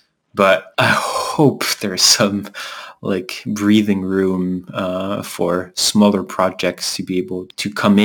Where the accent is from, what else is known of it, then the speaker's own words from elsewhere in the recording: France; moved away; also born or lived in Canada; we're both from France